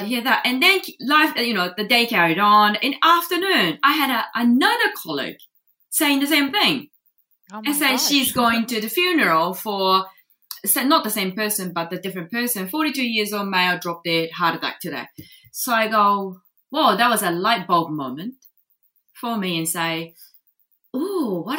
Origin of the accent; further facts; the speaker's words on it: Japan; English is a second language; moved away as an adult; now in New Zealand; I just didn't want to go to university over there in Japan